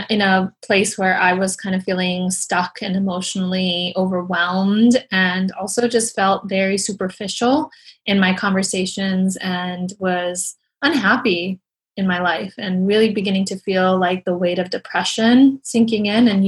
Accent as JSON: {"language": "English", "country": "Iran", "moved": "yes", "said": "I came here from Iran."}